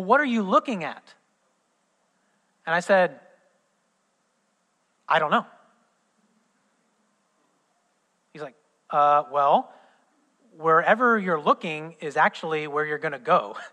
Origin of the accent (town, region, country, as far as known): southern Indiana, United States; born or raised there